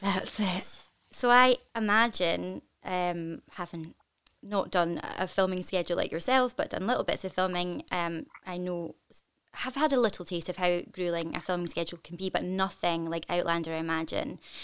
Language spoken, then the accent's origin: English; Scotland, United Kingdom; I am incredibly proud to be Scottish